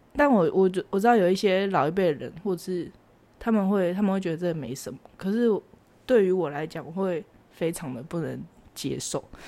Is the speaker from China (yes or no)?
no; Taiwan; 我们台湾这边